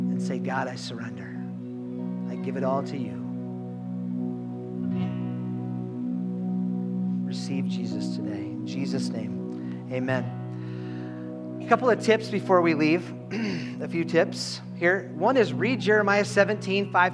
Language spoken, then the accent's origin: English; Minnesota, United States; we are Minnesotan